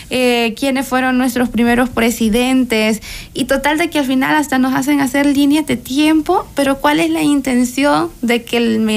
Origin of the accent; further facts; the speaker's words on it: El Salvador; salvadoreñas de corazón, salvadoreñas 100%.